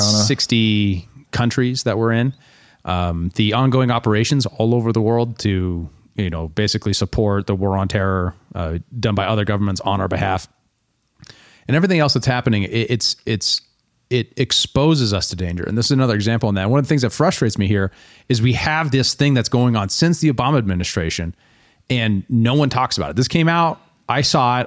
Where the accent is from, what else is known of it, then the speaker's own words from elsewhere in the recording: United States; one of the things about being an American is that we are involved in all of it